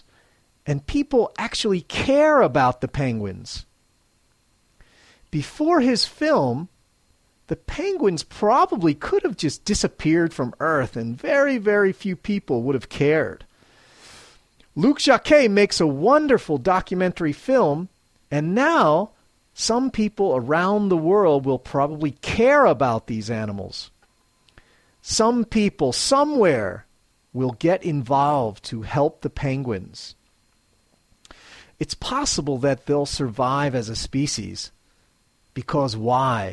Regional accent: Philadelphia, Pennsylvania, United States; now in Matsumoto, Japan; I'm originally from Philadelphia, Pennsylvania, USA

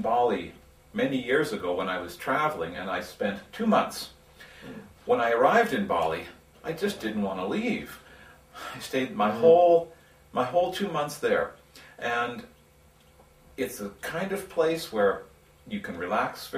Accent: San Francisco Bay Area, California, United States; moved away as an adult; also born or lived in Taiwan; now in Matsumoto, Japan; I'm from the United States, from California, the San Francisco Bay Area, and I've been in Japan teaching English for 12 years now.

